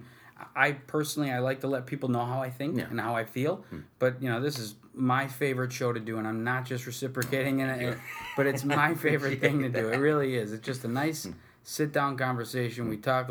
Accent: Utica, New York, United States; both born and raised in Utica, went through the whole Utica school system

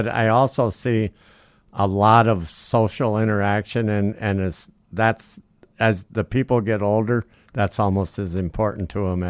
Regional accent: Yale, South Dakota, United States; born or raised there

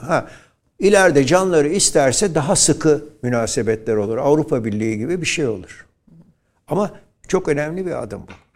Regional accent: İzmir, Turkey; Şerafettin Bey Caddesi'nde doğdum ben.

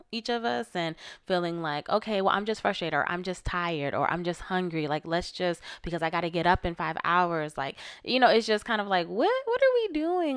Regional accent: Florida, United States; I'm from Florida.

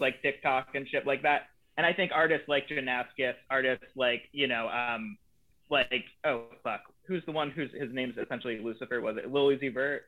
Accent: Eatonville, Washington, United States; also born or lived in Philadelphia area, Pennsylvania; moved from Pennsylvania to Washington in like fifth grade

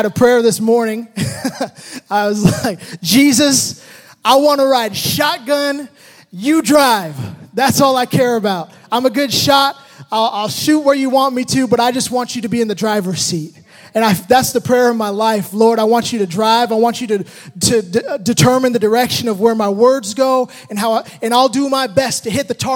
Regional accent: Hayward, California, United States; in the Bay Area, in a region that you love. This is where I grew up. I was born in Hayward

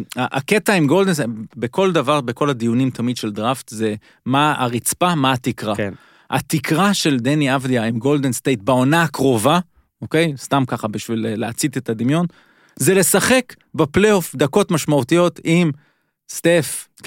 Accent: Israel; אנחנו ישראלים

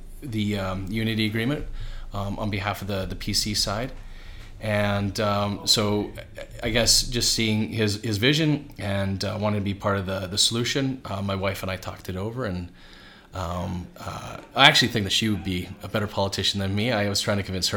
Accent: Calgary, Alberta, Canada; also born or lived in Edmonton; raised in Calgary

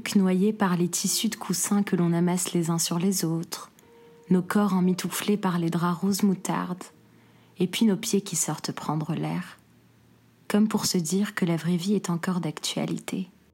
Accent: Algiers, Algiers Province, Algeria; moved away; la ville qui m'a vu naître et grandir

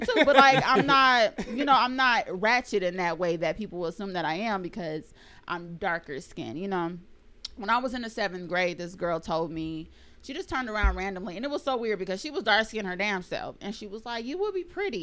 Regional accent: Rialto, California, United States; I'm from San Bernardino too. I grew up in Rialto though

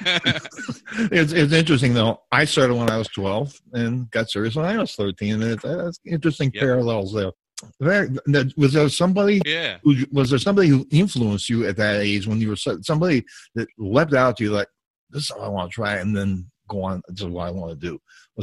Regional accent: United States; You're from Canada and I'm from the United States.

